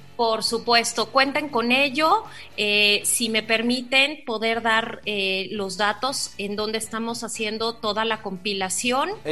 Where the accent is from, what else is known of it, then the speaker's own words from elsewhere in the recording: Mexico; como mexicanos